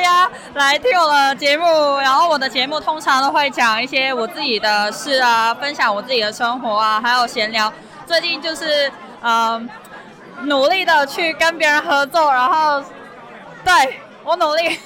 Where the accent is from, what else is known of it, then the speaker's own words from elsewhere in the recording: Hong Kong; moved away; 我千里迢迢从香港来到这里